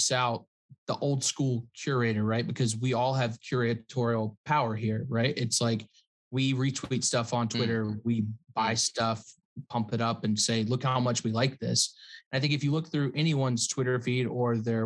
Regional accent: the South, United States; a kid growing up in the South

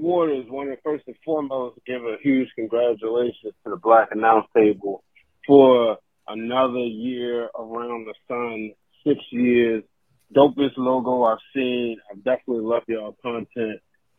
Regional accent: Baltimore, Maryland, United States; I'm from Baltimore.

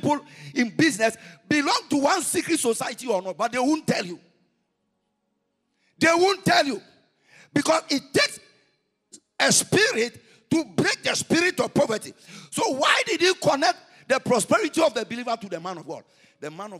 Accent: Ghana; we are from Ghana

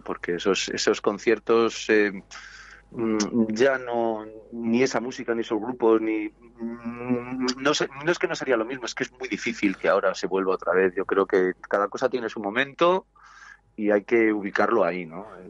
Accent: Segovia, Castile and León, Spain; Somos de Segovia

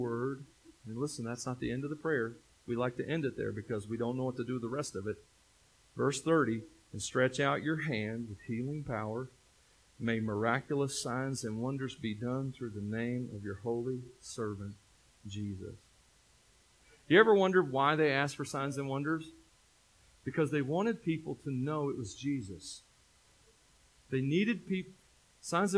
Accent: Tennessee, United States; moved away; I'm from Tennessee

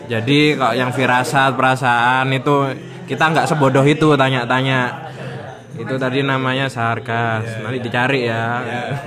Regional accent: Surabaya, East Java, Indonesia; Karena kita warga Surabaya, jadi kita tidak tahu situasinya iya. bagaimana.

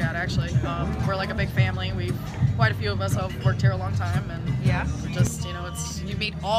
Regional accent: Big Pine Key, Florida, United States; I'm right here, born and raised.

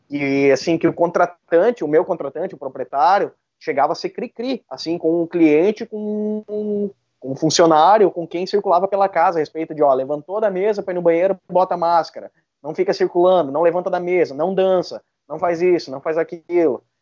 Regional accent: Sapiranga, Rio Grande do Sul, Brazil; eu sou de Sapiranga

